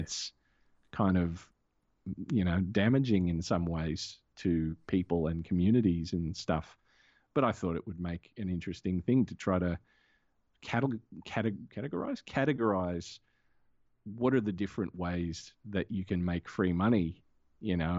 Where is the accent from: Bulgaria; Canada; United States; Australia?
Australia; I'm an Australian